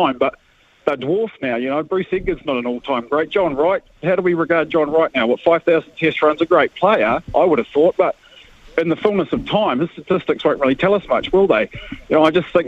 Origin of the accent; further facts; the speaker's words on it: Wellington, New Zealand; growing up in Wellington